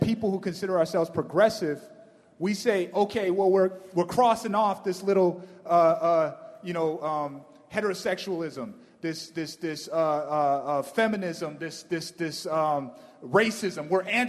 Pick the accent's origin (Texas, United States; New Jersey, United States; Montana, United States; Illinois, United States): Montana, United States; Browning; also born or lived in Suquamish Indian Reservation, Washington; I'm from the Blackfeet Indian Reservation in Browning, Montana. And I'm also from the Suquamish Indian Reservation, which is right across the water, who Chief Seattle, was a member of.